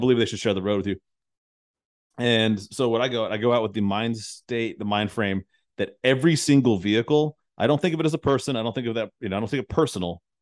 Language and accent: English; United States; as an American